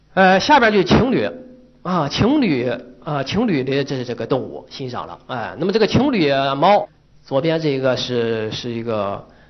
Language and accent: Chinese; Changyi, Shandong, China; now in Beijing, China; 在四五岁的时候就把我送到了我的老家。啊，老家就是山东昌邑